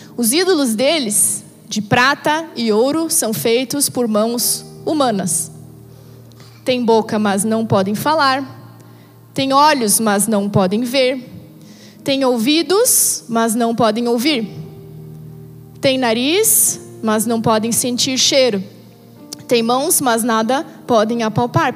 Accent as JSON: {"language": "Portuguese", "country": "Brazil", "said": "como brasileiros natos que nós somos"}